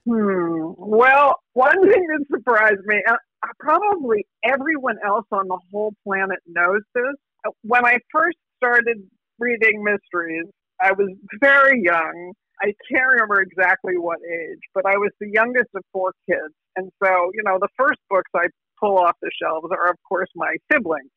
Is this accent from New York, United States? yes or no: no; New Jersey, United States; I'm from New Jersey